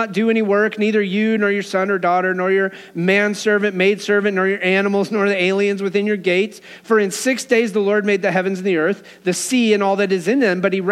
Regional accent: Wyoming, United States; Growing up in Wyoming

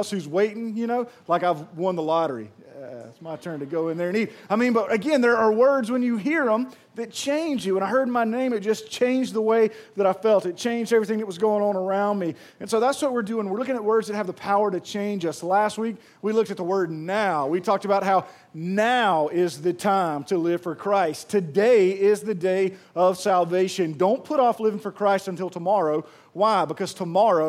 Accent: Pearl, Mississippi, United States; moved away; I am from Pearl, and I'm so proud of that place that's grown up

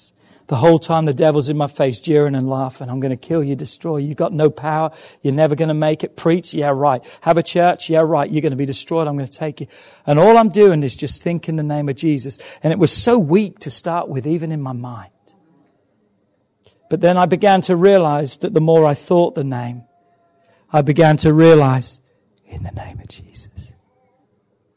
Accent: England, United Kingdom; I'm English

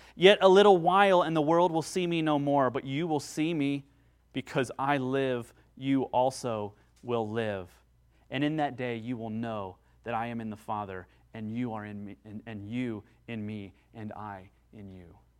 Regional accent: United States; I'm an American

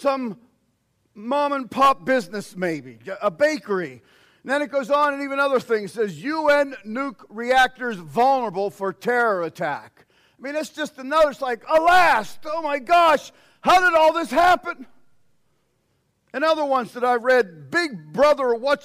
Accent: United States; us as American Christians

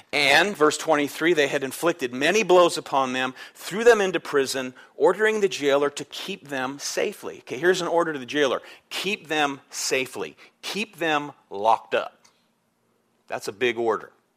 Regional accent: United States; I'm proud I'm American

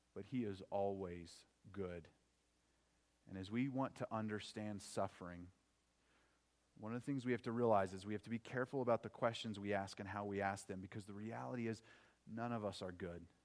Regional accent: Oklahoma, United States; growing up in Oklahoma

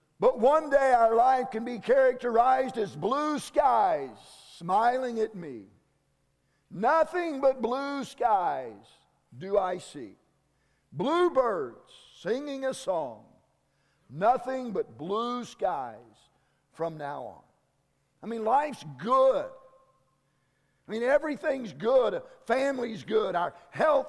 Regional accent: Kansas, United States; I'm from Kansas

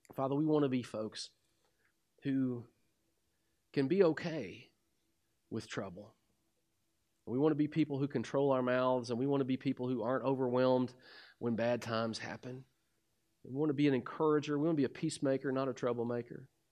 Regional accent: Kentucky, United States; I'm from Kentucky. We're outhousing corn cob people.

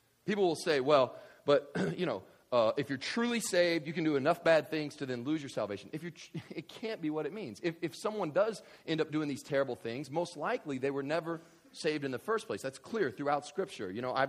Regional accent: Kentucky, United States; So I grew up in West Kentucky, and there were these people, we would have, people took church real serious, okay?

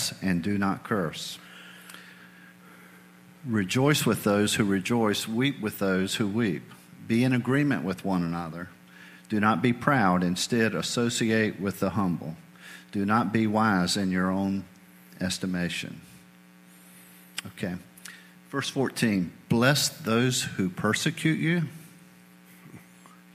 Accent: New England, United States; moved away; I spent several years growing up in New England.

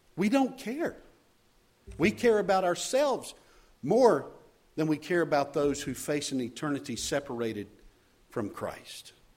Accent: Charlotte, North Carolina, United States; moved away; also born or lived in Chicagoland; serving as pastor in Charlotte, my hometown.

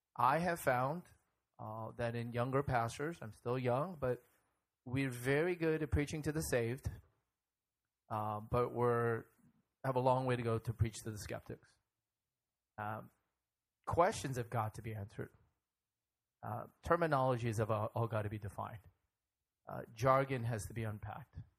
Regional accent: United States; I'm Korean American

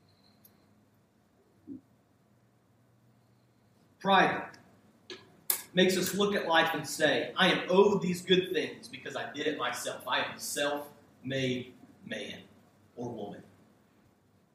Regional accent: United States; I was born in the United States of America

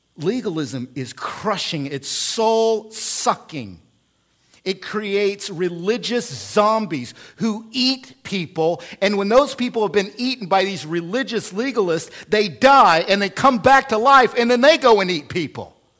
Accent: Oklahoma, United States; also born or lived in central Illinois; now in Illinois, United States; I come from Oklahoma, which has legalism in it

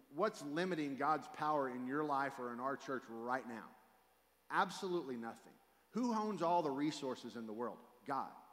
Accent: Fort Worth, Texas, United States; also born or lived in South Louisiana; I grew up here in Fort Worth, Texas, where 15 minutes early is late.

